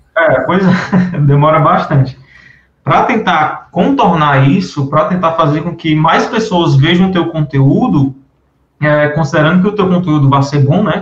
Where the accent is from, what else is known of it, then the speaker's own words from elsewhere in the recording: Fortaleza, Ceará, Brazil; eu sou aqui de Fortaleza, Ceará